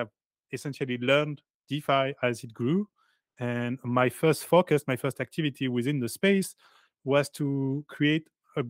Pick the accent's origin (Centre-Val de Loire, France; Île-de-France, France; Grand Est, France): Île-de-France, France; Paris; I'm from Paris.